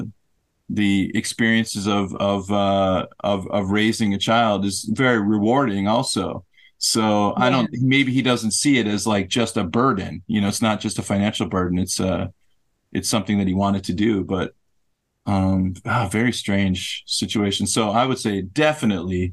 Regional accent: United States; I'm an American

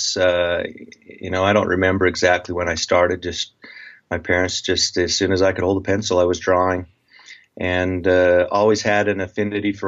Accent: Preston, Idaho, United States; now in Utah, United States; I grew up in a little town, Preston, Idaho, southeastern Idaho

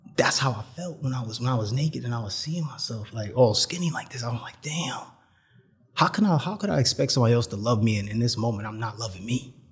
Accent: New York City, New York, United States; I'm from New York City

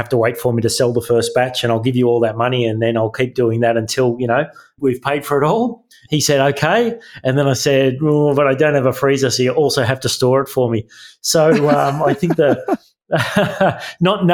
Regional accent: Tamworth, New South Wales, Australia; I'm born and bred in Tamworth

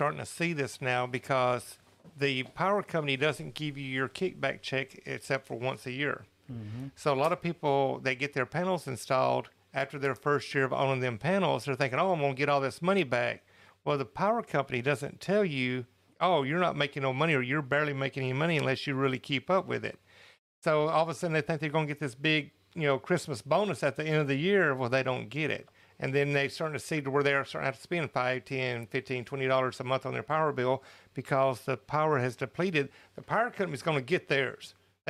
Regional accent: California, United States; …, where are you located? I'm from SoCal.

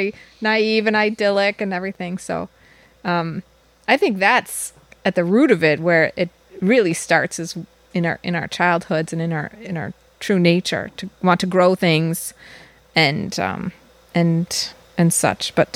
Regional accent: Downers Grove, Illinois, United States; moved away as an adult; also born or lived in Ashland, Wisconsin; I came from Downers Grove, Illinois, which is a suburb of Chicago.

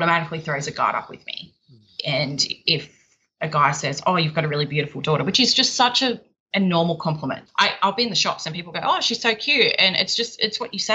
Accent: Sydney, New South Wales, Australia; I'm from Sydney in Australia. Well, I'm about an hour out of Sydney

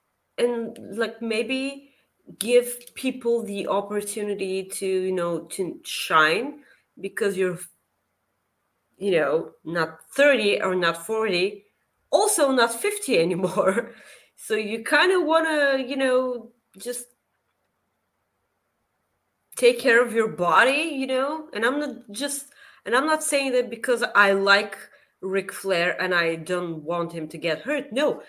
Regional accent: Bulgaria; Also, Kenny, I'm from Bulgaria. Google it.

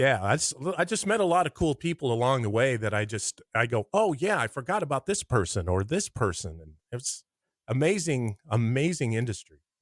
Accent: Lincoln, Nebraska, United States; also born or lived in North Platte; I'm from Lincoln

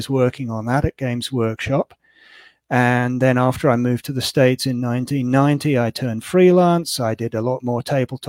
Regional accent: England, United Kingdom; moved away as an adult; I was born in England and spent the first half of my life there.

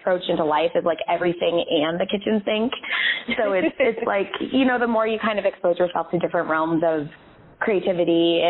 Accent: California, United States; moved away; I grew up in California and my whole family lives out there now

